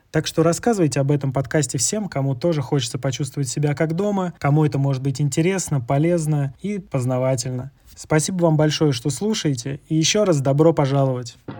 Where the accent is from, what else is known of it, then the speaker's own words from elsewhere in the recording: Russia; moved away as an adult; also born or lived in Kazakhstan / Turkey / Sri Lanka / Kyrgyzstan; Лично я сам уже больше года нахожусь не в России